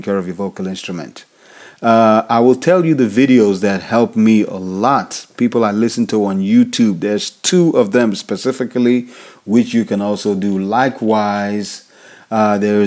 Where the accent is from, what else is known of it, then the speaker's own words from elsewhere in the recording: Nigeria; I'm African. I'm from Nigeria.